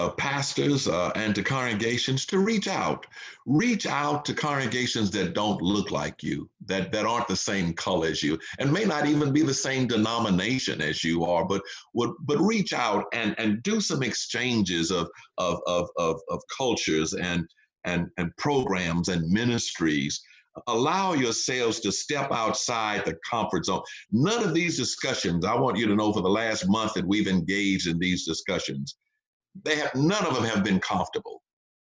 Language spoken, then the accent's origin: English; Texas, United States; I grew up during the civil rights movement. I was born and reared in the South during the Jim Crow era. I remember the colored water fountains, the segregated facilities, and all of that.